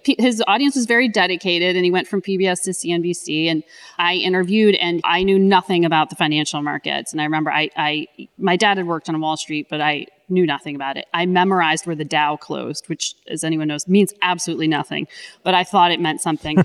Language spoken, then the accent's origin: English; Connecticut, United States; I grew up in Connecticut